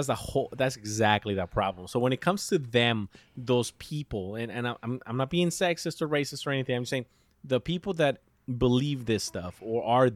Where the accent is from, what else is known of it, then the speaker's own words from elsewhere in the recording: Mexico; now in United States; I love my country. You know, I come from Mexico and I love it.